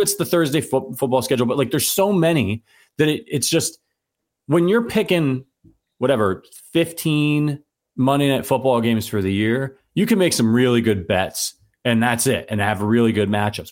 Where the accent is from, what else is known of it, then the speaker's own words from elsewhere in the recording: Northeast Ohio, United States; I grew up in Northeast Ohio